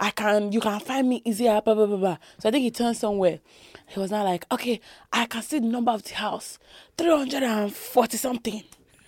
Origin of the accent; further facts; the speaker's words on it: Nigeria; Because I'm Nigerian, I live in those ends.